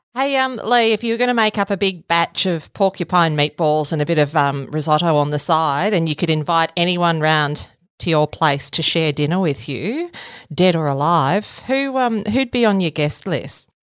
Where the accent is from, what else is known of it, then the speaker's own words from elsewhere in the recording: Gippsland, Victoria, Australia; I'm a Gippsland girl myself. It's a it's a great place to grow up